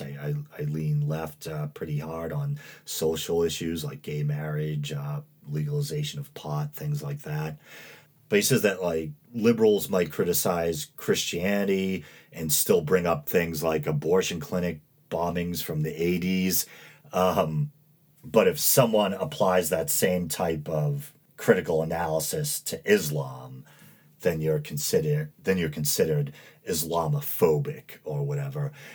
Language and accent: English; New England, United States; born and raised in New England